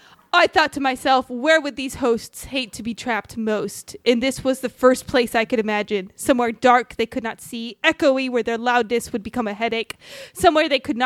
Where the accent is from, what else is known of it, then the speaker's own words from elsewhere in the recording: Riverside, California, United States; I've learned a lot about my hometown.